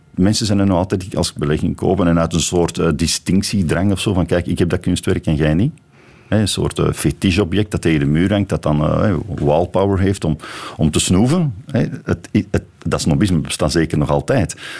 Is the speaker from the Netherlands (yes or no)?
no; Belgium; als Belg